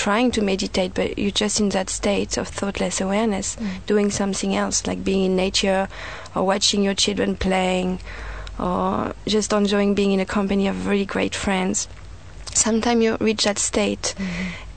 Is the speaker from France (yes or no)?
yes; France; now in Sydney, Australia; if you haven't noticed my accent, I was born in France